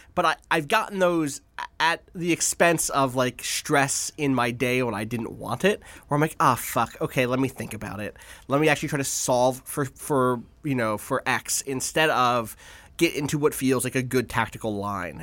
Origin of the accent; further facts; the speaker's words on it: Atlantic City, New Jersey, United States; I grew up in Atlantic City